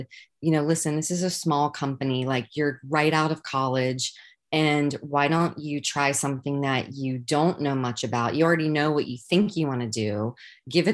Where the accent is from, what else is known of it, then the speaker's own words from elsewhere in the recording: Virginia, United States; moved away as an adult; now in New York City, United States; I grew up in Virginia